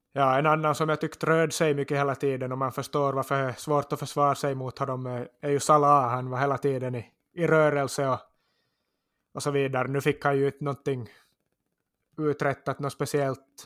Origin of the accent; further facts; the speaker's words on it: Korsholm, Ostrobothnia, Finland; identifierar jag mig nog också som österbottning och korsholmare och känner mig som hemma där också